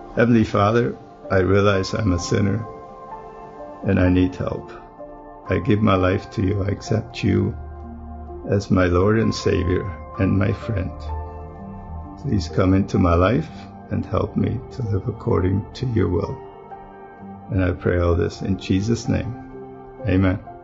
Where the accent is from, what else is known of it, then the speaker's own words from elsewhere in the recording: Germany; moved away as an adult; now in United States; I grew up in Germany